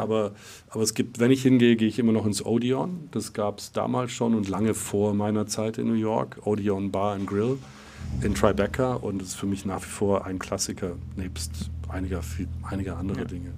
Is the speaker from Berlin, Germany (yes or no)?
no; Reutlingen, Baden-Württemberg, Germany; also born or lived in Neunkirchen, Saarland; ins Schwäbische nach Reutlingen ähm, in der Nähe von Stuttgart. Und dort bin ich auch aufgewachsen